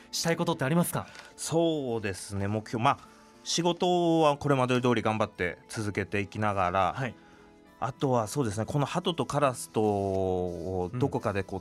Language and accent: Japanese; Utsunomiya, Tochigi, Japan; エリアでいうと戸祭地区になりますかねはいなるほど戸祭小学校そうです戸祭小学校あで星ヶ丘中学校と星ヶ丘中学校です